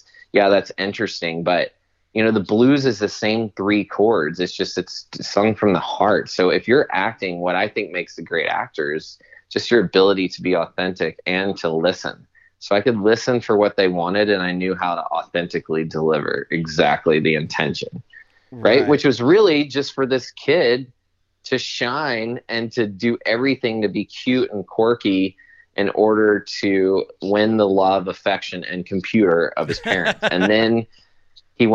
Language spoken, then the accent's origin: English; Southern United States, United States; Okay, well, I'm also from the South, so I apologize if I offend anyone.